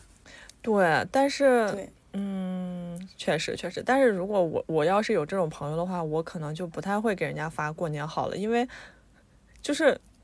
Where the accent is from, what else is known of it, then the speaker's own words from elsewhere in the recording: Anhui, China; 像我和嘎嘎呢都是安徽的